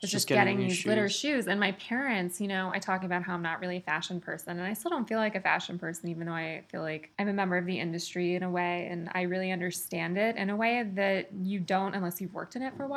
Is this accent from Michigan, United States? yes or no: no; Austin, Texas, United States; moved away as an adult; now in New York, United States; I grew up in Austin, Texas